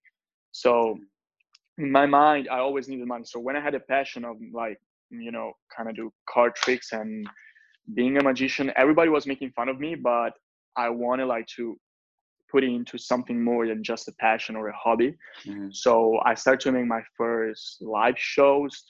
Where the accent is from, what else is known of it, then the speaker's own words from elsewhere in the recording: Italy; English is a second language; I'm from Italy